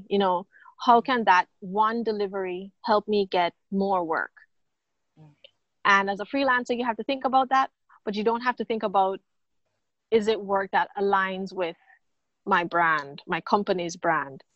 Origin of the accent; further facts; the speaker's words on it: Jamaica; moved away as an adult; also born or lived in Fort Lauderdale, United States; now in Bahamas; born and raised in Jamaica